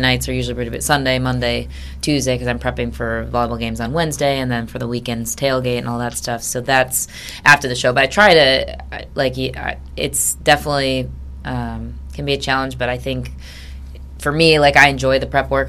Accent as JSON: {"language": "English", "town": "Grand Rapids", "region": "Michigan", "country": "United States", "tie": "born or raised there", "also_born_or_lived": "Ann Arbor", "said": "We're both from Grand Rapids"}